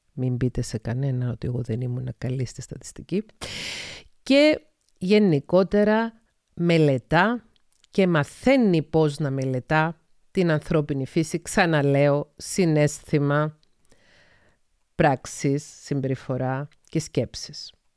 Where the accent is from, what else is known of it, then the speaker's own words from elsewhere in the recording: Paphos, Paphos District, Cyprus; also born or lived in Thessaloniki, Greece; κατάγομαι από την Κύπρο, γεννήθηκα στις 4 Μαΐου 1975 στην Πάφο της Κύπρου